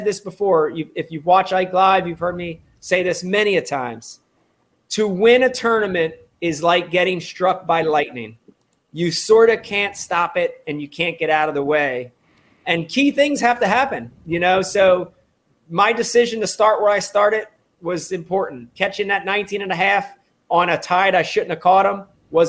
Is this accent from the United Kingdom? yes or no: no; New Jersey, United States; growing up in New Jersey and having the stingy ass title Delaware River as my home fishery